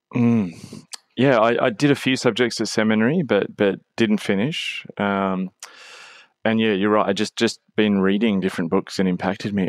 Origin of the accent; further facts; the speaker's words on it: Australia; as an Australian